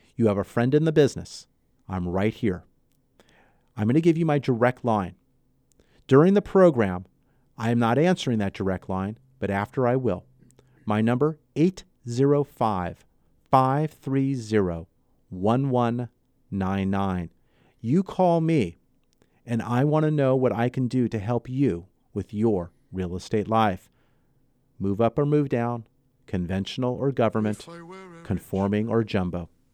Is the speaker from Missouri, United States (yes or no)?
no; Los Angeles, California, United States; also born or lived in Santa Barbara; I grew up in the L A market. I grew up in the San Fernando Valley.